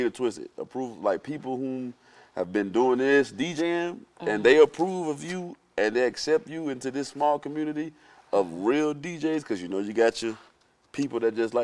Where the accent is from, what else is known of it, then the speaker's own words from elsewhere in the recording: South Florida, United States; I'm from South Florida